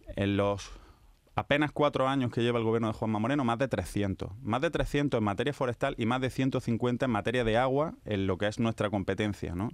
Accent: Almería, Andalusia, Spain; also born or lived in Barcelona; now in Seville, Spain; ya acabé en Almería, ahora en Sevilla

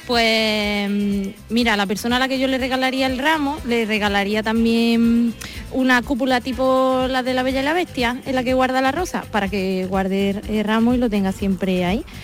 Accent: Córdoba, Andalusia, Spain; yo soy de Córdoba.

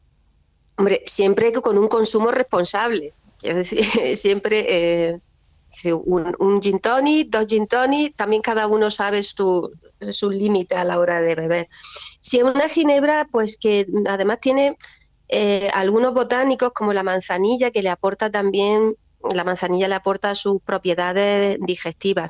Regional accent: Almería, Andalusia, Spain; also born or lived in Fondón; somos nosotros de Almería y en Fondón en concreto, mis raíces familiares están en Fondón

